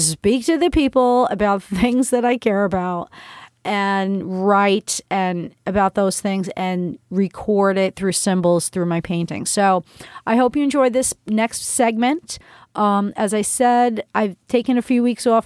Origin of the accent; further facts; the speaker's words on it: New Rochelle, New York, United States; New Rochelle, my hometown